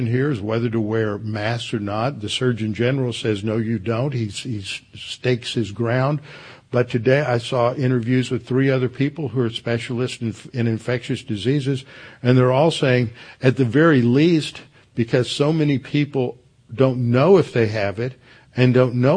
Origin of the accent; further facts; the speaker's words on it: Houston, Texas, United States; also born or lived in Connecticut; when I was a kid growing up in Houston